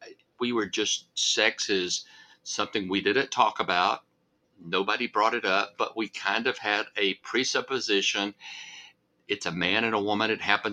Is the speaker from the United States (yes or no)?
yes; the South, United States; growing up in the South